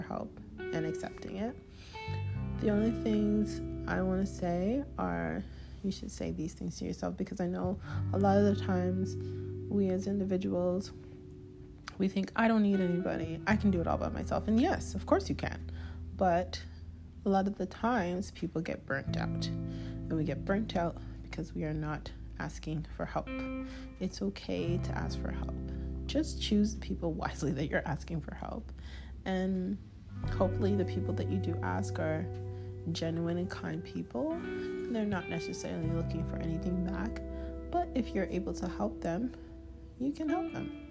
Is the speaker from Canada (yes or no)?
yes; Toronto, Ontario, Canada; I'm an artist from Toronto, Canada.